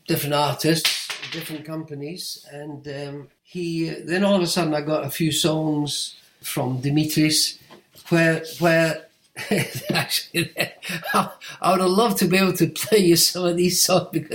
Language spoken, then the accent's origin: English; United Kingdom; I'm British